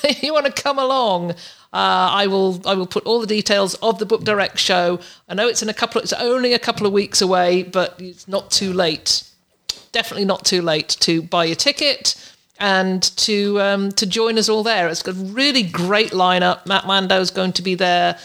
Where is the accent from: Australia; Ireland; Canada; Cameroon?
Canada; I've nearly overstayed my welcome in the U S as a, as a Canadian, only allowed a certain amount of days in the U S